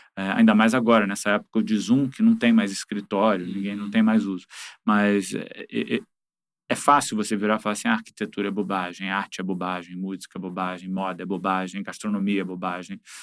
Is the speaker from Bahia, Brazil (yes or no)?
no; Rio de Janeiro, Brazil; Eu sou carioca com muito orgulho